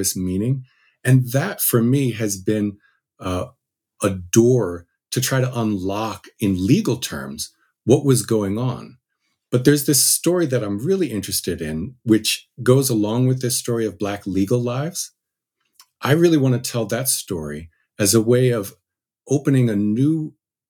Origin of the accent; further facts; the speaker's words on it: New Jersey, United States; I grew up in New Jersey